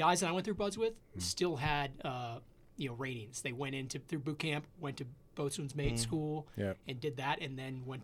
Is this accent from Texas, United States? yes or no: no; Chicago, Illinois, United States; Grew up in Chicago